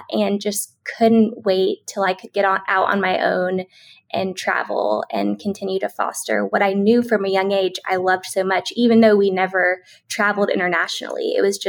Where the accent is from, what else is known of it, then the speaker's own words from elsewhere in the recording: Tennessee, United States; Yeah. I'm a Southern girl at heart, but my parents are both New Yorkers.